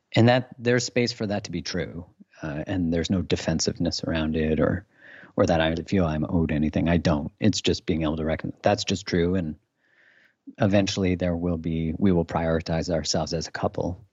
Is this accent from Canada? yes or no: yes; Canada; I'm Canadian